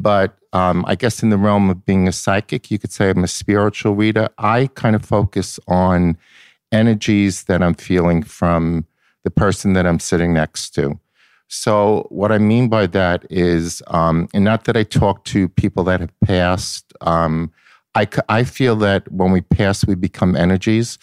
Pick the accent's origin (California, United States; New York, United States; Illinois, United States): New York, United States; Long Island; I'm from Long Island.